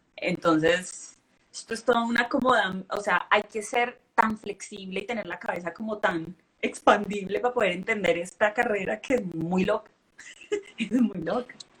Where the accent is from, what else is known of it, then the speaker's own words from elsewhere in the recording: Cali, Valle del Cauca, Colombia; Yo soy de Colombia, pero pues no soy la típica, sí, colombiana